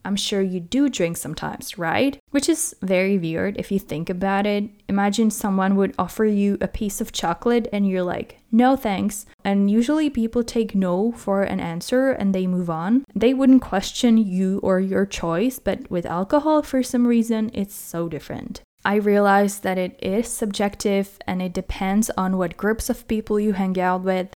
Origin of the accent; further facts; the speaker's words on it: Czechia; moved away; I was born in the Czech Republic